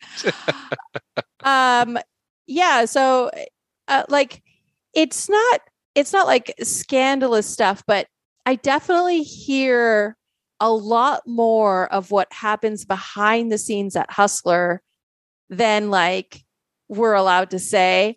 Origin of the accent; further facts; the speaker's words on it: Canada; also born or lived in Poland; I grew up playing in Canada